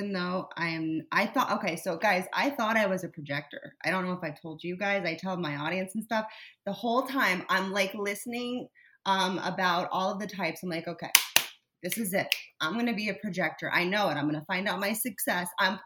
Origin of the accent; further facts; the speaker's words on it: South Florida, United States; I grew up in South Florida